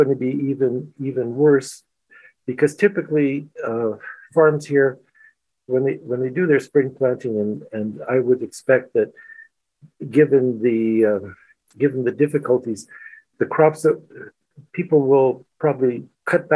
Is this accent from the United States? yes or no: no; Canada; moved away as an adult; now in Ukraine; As being a Canadian, you know, so some of the people that I work with are Americans